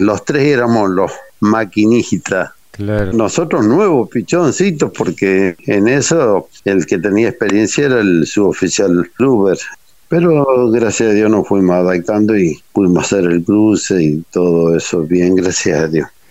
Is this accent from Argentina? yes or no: yes; Libertador, Corrientes, Argentina; moved away as an adult; Oriundo de Libertador, departamento esquina corriente.